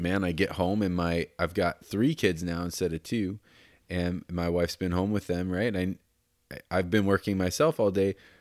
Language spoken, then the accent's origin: English; Denver, Colorado, United States; I was born in Denver